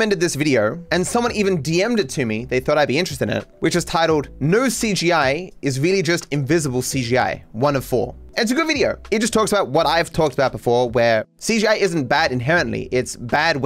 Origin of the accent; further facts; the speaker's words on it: Australia; I'm Australian